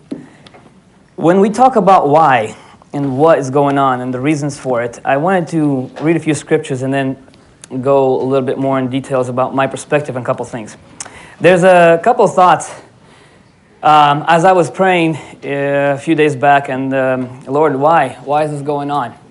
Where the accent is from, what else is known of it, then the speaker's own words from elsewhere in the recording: Atlanta, Georgia, United States; moved away as an adult; also born or lived in Odesa, Ukraine / Florida, United States; now in Alaska, United States; I grew up in Atlanta 10 years. Then I moved to Florida